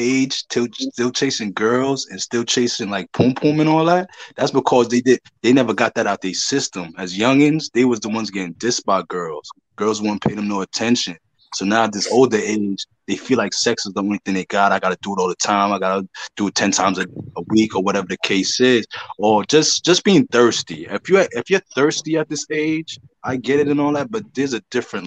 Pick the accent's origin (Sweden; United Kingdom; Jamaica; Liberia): Jamaica; Kingston; Jubilee Hospital, Kingston